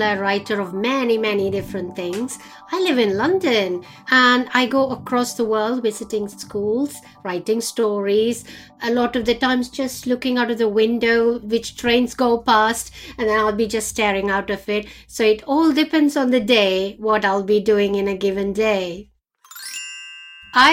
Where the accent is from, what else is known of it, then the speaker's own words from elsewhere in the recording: India; moved away; when I was growing up in India